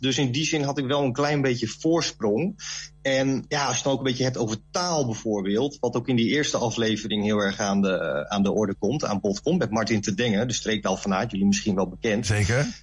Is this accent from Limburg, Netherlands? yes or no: no; Leeuwarden, Friesland, Netherlands; moved away as an adult; now in Zwolle, Netherlands; Ik ben dus van oorsprong een Fries. Ik ben geboren in Leeuwarden